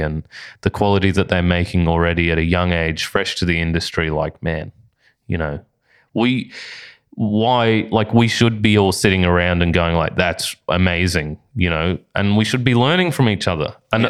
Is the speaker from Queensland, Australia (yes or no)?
yes; Bundaberg, Queensland, Australia; now in Brisbane, Australia; up in Bundaberg, which is my hometown